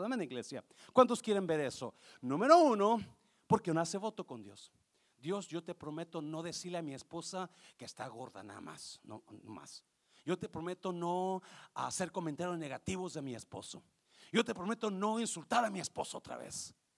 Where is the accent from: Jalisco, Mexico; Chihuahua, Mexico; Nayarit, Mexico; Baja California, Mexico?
Nayarit, Mexico; moved away; ahí en ese pueblo donde yo soy